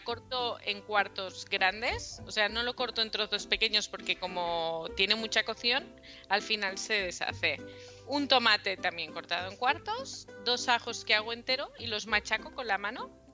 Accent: Mallorca, Balearic Islands, Spain; yo soy de Mallorca

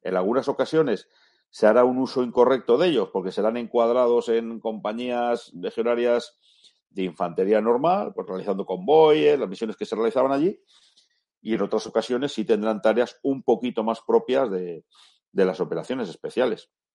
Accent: Spain; somos españoles

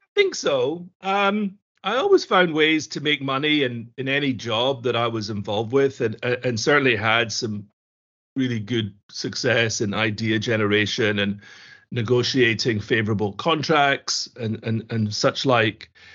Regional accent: Glasgow, Scotland, United Kingdom; I grew up in Scotland, in Glasgow

